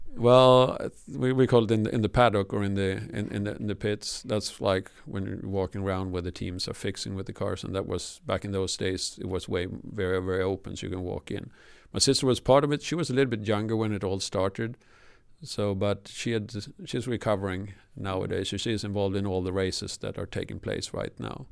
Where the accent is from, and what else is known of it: Sweden; first language Swedish; English is a second language; moved away